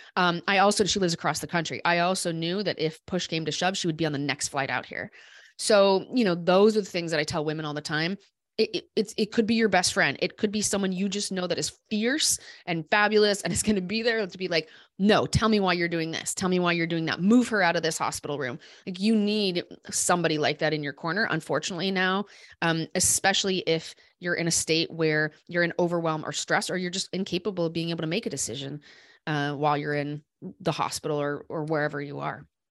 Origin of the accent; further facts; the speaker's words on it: Des Moines, Iowa, United States; I grew up in Des Moines.